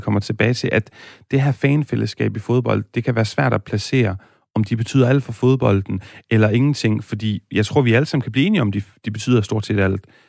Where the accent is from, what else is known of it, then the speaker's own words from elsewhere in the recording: Aarhus, Central Denmark Region, Denmark; also born or lived in Spain; Jeg er født og opvokset i Aarhus